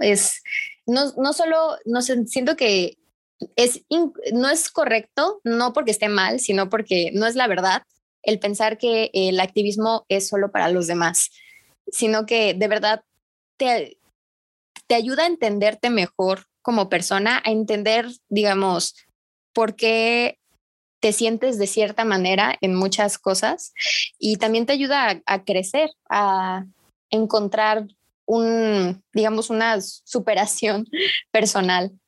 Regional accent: Tapachula, Chiapas, Mexico; Yo soy de Tapachula, Chiapas. Este, aquí es la frontera

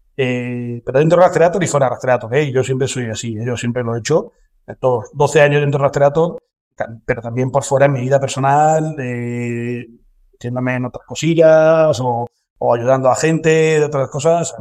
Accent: Córdoba, Andalusia, Spain; moved away as an adult; now in Madrid, Spain; yo soy de Córdoba, yo soy cordobés, llevo mucho tiempo ah. viviendo en Madrid y demás, porque me vine aquí a estudiar

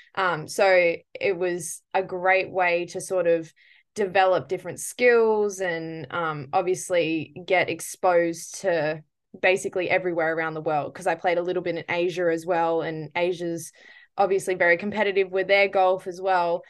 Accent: Perth, Western Australia, Australia; I'm originally from Perth, Western Australia, yeah. um, and I've lived here my whole life

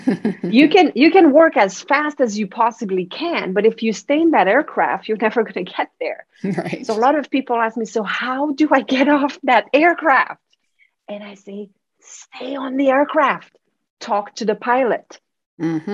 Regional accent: Quebec City, Quebec, Canada; moved away; I am from Quebec City, uh, so there are huge families of Plamondon back there.

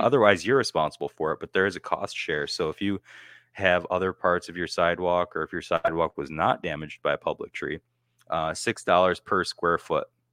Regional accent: United States; moved away; my hometown, Canastillo

